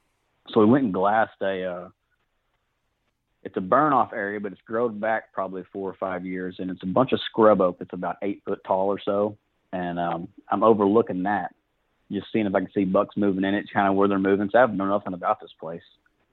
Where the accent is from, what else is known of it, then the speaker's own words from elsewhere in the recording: Fort Gibson, Oklahoma, United States; now in Muskogee, United States; I'm from Fort Gibson, Oklahoma. I live in Muskogee now.